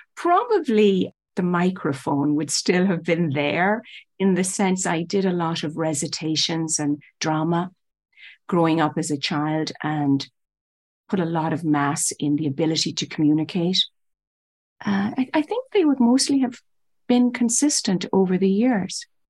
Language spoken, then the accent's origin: English; Ireland; moved away as an adult; also born or lived in New York City; now in United States; I was born and raised in Ireland.